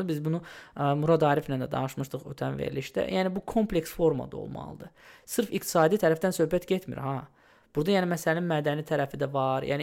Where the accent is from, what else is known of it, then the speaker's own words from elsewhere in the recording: Odesa, Odesa Oblast, Ukraine; Mən Odessada böyümüşəm